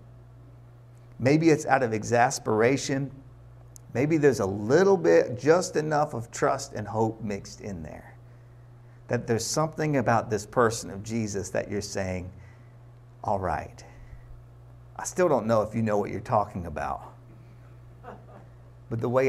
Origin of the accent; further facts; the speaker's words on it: Chapel Hill, North Carolina, United States; I'm from Chapel Hill